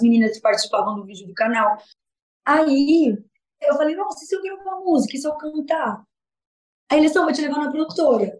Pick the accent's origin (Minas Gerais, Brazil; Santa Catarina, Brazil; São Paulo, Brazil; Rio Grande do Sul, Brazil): Santa Catarina, Brazil; Capivari de Baixo; also born or lived in Forquilhinha, Santa Catarina; nasci em Santa Catarina, Forquilinha, né? Morei ali em uma mas fiquei morando mais em Capivari de Baixo